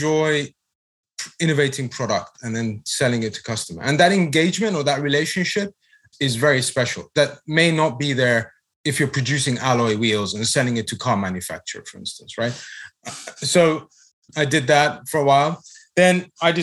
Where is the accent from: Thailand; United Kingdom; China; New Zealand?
United Kingdom; moved away as an adult; now in United States; Brexit happened in my home country